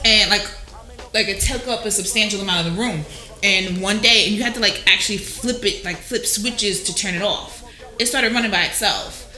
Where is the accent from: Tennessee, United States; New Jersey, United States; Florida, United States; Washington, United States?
New Jersey, United States; Jersey City; I'm from Jersey City, like everybody.